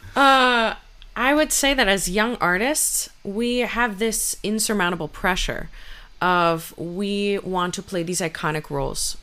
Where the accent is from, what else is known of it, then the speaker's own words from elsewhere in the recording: United States; my parents are Cuban refugees and I grew up in the United States